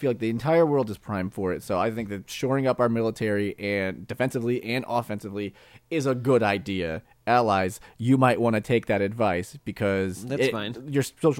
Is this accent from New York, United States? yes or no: no; St. Louis, Missouri, United States; we are from St. Louis, like that's where we're from.